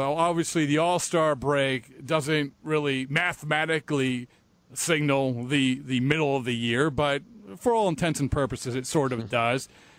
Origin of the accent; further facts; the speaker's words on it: Boston, Massachusetts, United States; growing up in Boston and covering the team in Boston